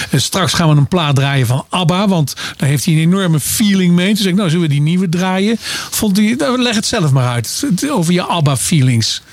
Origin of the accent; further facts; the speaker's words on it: Arnhem, Gelderland, Netherlands; ik kom natuurlijk uit Arnhem